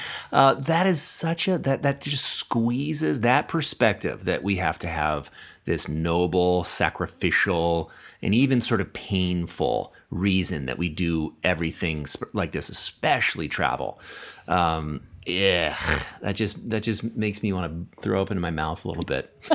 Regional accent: United States; growing up in America

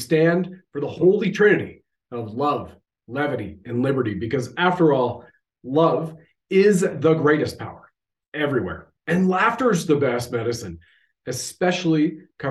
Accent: Canada

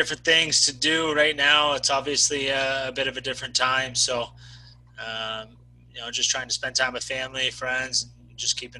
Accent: LaSalle, Ontario, Canada; also born or lived in Mississauga, Ontario; the town of LaSalle, that's where I'm from. I was born in Mississauga, but I moved down here, about 4 or 5 years old

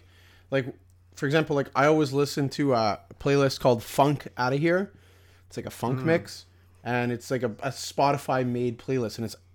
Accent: Sweden; English is a second language; We are from Sweden.

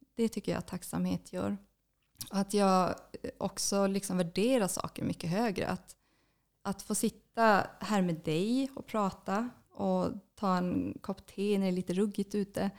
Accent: Kiruna, Norrbotten County, Sweden; moved away as an adult; also born or lived in Luleå; now in Stockholm, Sweden; jag är född och uppvuxen i Kiruna. Mm. Har bott där hela mitt, min barndom, ända tills jag gick gymnasiet

